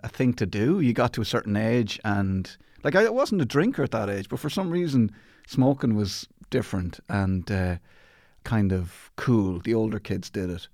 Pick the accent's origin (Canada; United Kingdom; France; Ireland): Ireland; Athlone, Leinster; I grew up in Athlone in the Midlands